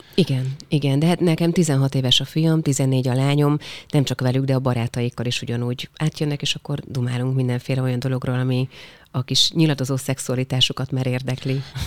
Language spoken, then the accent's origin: Hungarian; Nógrád, Hungary; also born or lived in Paris, France / United States; én bányás családból származom, és a bányát bezárták 94-95-ben, tehát amikor én pont amikor a gimit kezdtem 14 évesen